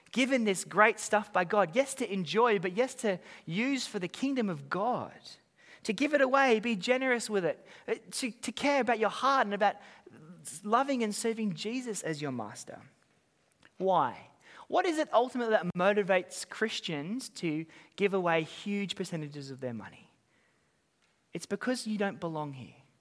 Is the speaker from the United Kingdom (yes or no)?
no; Australia; moved away as an adult; now in Auckland, New Zealand; I'm, I'm an Aussie, I've been here for